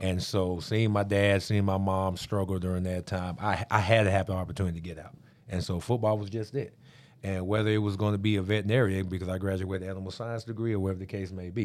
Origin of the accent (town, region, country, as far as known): Amarillo, Texas, United States; born or raised there; moved away as an adult; also born or lived in Missouri / Pittsburgh